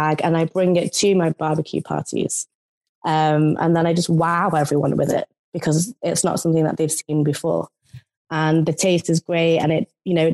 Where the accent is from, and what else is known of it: United Kingdom